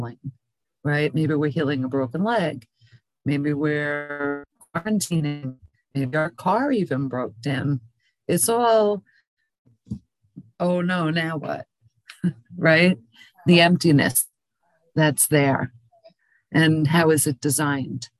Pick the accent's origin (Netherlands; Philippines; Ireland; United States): United States; New York; moved away; also born or lived in Pinellas County, Florida; I come from New York originally